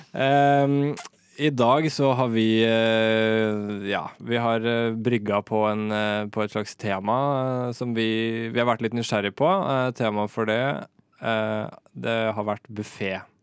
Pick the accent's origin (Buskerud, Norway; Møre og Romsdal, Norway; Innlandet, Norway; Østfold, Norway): Østfold, Norway; Moss; moved away; also born or lived in Oslo; Jeg bor i Moss. Uh, Flytta til Moss nå i sommer. Det er der jeg er fra, for øvrig